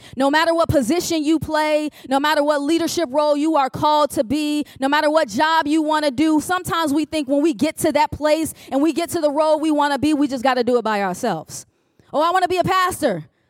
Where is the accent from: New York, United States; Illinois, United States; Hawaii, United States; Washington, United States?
Illinois, United States; Chicago; now in Richmond, United States; I am originally from Chicago, Illinois